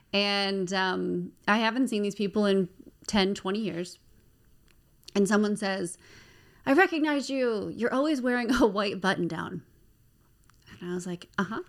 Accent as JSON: {"language": "English", "region": "Maryland", "country": "United States", "tie": "born or raised there", "moved": "as an adult", "lives_now": "Baltimore, United States", "said": "I am born and raised in Maryland"}